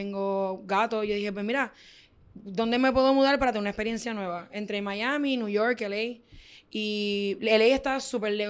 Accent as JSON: {"language": "Spanish", "country": "Ecuador", "said": "ah, yo soy de Ecuador"}